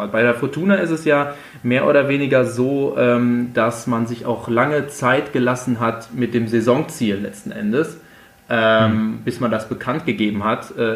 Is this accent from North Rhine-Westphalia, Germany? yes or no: yes; North Rhine-Westphalia, Germany; Dadurch, dass ich eigentlich gebürtig aus dem Sauerland komme, gibt es bei uns eigentlich da in der Heimat nur zwei Optionen, das ist entweder schwarz-gelb oder blau-weiß.